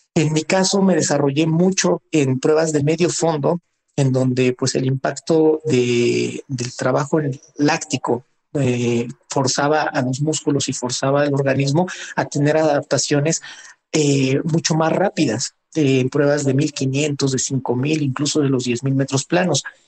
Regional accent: Mexico City, Mexico; Nací en, en la Ciudad de México. Soy, pues, oriundo de, de la Magdalena Contreras

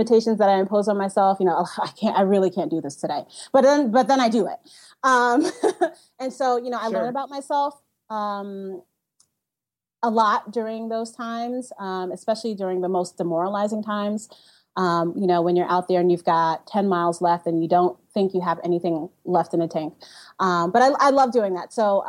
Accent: New York City, New York, United States; I grew up in Bushwick, Brooklyn, which, you know, it's very urban

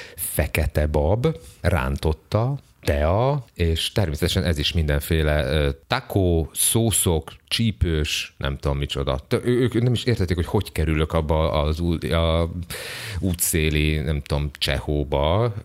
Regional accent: Hungary; én ugye magyar vagyok

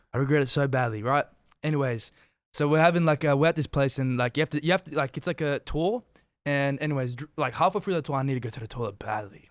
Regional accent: Australia; now in Canada; I'm from Australia

